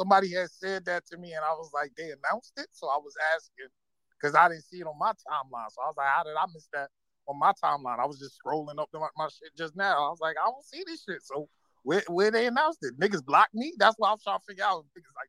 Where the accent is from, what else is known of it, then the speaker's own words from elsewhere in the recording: New York, United States; I'm from New York.